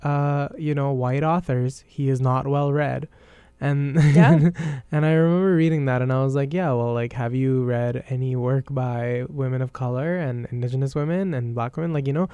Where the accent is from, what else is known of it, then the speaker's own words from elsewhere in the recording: India; as an Indian